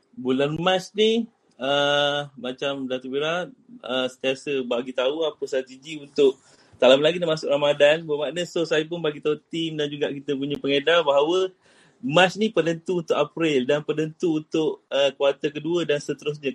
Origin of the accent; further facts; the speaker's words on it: Kuantan, Pahang, Malaysia; saya daripada Kuantan, daripada Kuantan Pahang